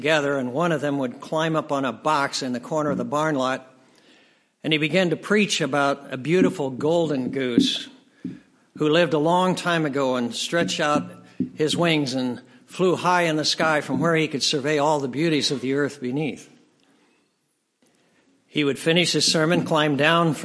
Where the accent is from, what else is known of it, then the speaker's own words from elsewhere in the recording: United States; As an American